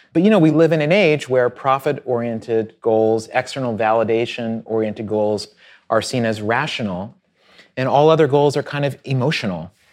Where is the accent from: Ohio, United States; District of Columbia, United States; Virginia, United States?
Virginia, United States; Southwest; I grew up in Southwest Virginia on a farm